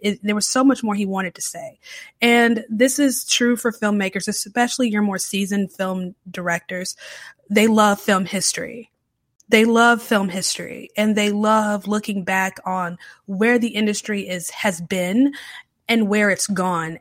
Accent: Charlotte, North Carolina, United States; now in New Orleans, United States; I'm originally from the Charlotte area

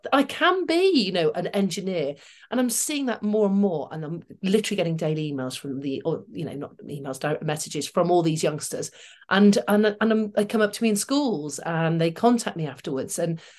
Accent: Manchester, North West England, United Kingdom; But I grew up in Manchester, working class, mother, teacher, dad, carpet fitter, then ran his own business.

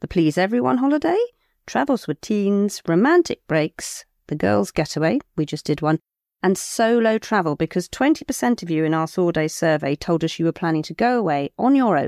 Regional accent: Cornwall, South West England, United Kingdom; I'm not Welsh, so I don't know. I'm Cornish.

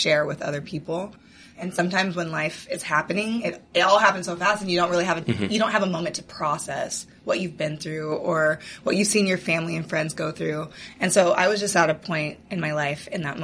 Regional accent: Seattle, Washington, United States; I'm originally from Seattle

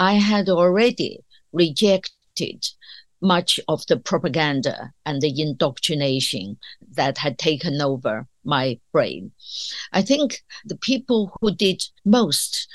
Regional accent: China; moved away as an adult; now in United Kingdom; I grew up in China that was completely isolated from the outside world.

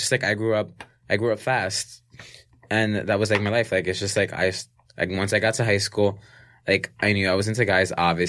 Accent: New York City, New York, United States; we're both from New York City

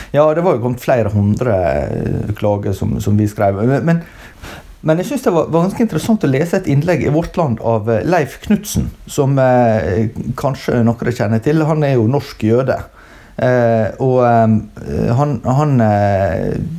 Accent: Norway; vi som nordmenn

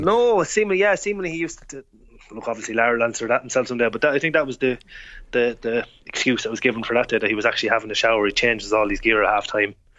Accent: Offaly, Leinster, Ireland; I'm probably from Offaly

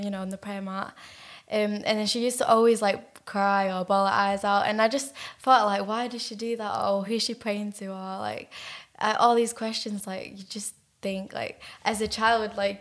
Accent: Manchester, North West England, United Kingdom; also born or lived in Belgium; We moved to England when I was like four, actually on my fourth birthday, which is crazy. And then we moved around in Ashton, which is in Manchester, quite a lot

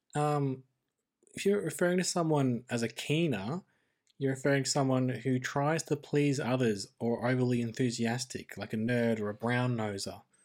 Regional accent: Australia

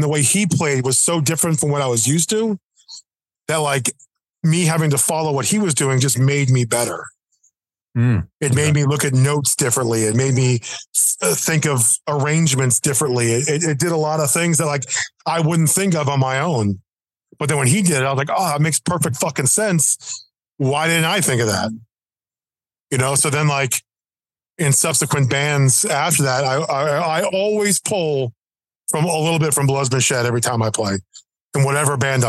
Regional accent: Boston, Massachusetts, United States; born there; also born or lived in New Jersey / Florida; I was born in Boston. Then we got transferred to New Jersey. Then we went from New Jersey to Florida.

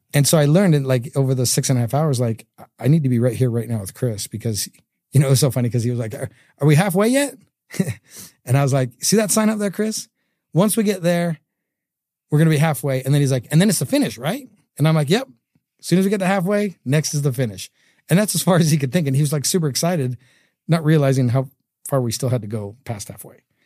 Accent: Canada; now in Utah, United States; I grew up in Canada

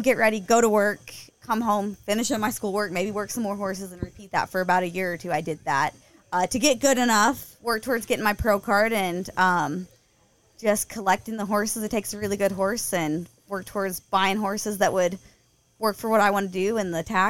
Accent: Kansas City, Missouri, United States; also born or lived in Ozarks, Missouri; I grew up around Kansas City, and then when I was 15, we moved down to the Ozarks

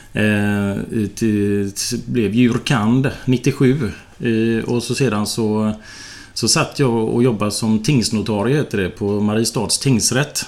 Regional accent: Partille, Västra Götaland, Sweden; also born or lived in Tynnered; now in Bollebygd, Sweden; Jag är uppvuxen i Partille

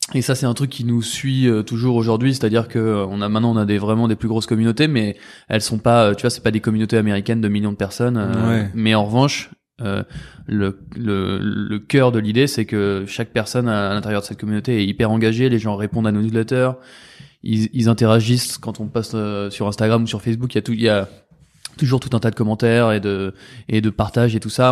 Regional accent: Paris, Île-de-France, France; on est parisien

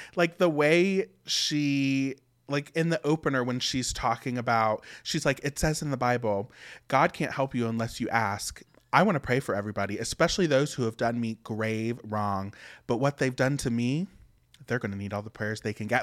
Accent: West Virginia, United States; I was born and raised in West Virginia

